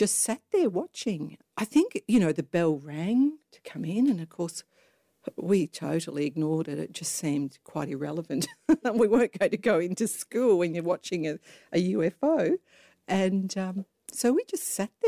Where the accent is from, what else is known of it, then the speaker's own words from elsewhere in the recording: Melbourne, Victoria, Australia; I grew up in Melbourne.